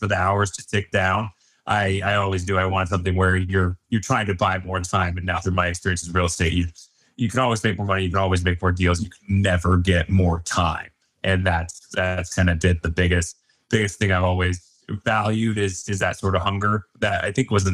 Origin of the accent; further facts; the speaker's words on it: Highlands Ranch, Colorado, United States; growing up in Highland Ranch, you know, very well off area to an extent